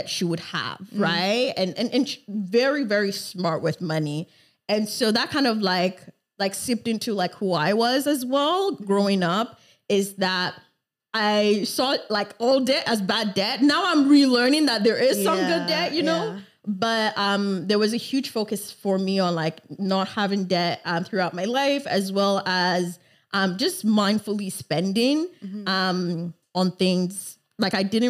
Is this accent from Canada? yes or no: yes; Canada; also born or lived in Lagos, Nigeria / Montreal, Canada; I lived 9 years of my life first in Nigeria in Lagos. Mm-hmm. And then moved to Canada in 2007